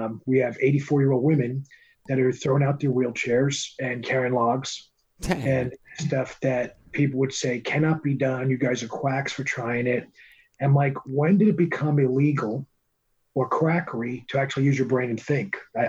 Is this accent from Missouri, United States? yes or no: no; Bronx, New York, United States; The Bronx, New York City.